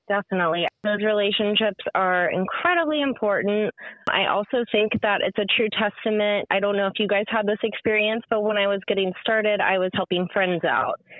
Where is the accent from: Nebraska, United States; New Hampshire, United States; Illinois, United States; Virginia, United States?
Virginia, United States; Richmond; moved away as an adult; also born or lived in Columbia, South Carolina; now in Charleston, United States; I grew up in Richmond, Virginia